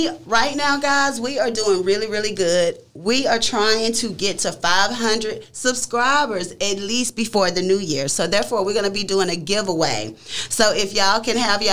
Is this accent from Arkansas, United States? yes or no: no; Tyler, Texas, United States; we are from Tyler, Texas. That's where we